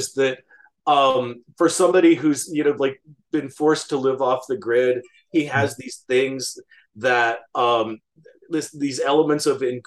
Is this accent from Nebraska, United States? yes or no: yes; Western Nebraska, United States; I grew up in Western Nebraska